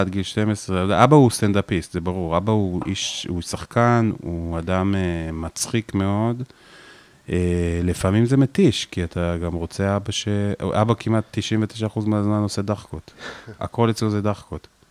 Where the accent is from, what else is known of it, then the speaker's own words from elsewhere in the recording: Afula, Northern District, Israel; moved away; גבעת המורה היה מקום מאוד בודד בו להיות אה, מישהו שהוא רגיש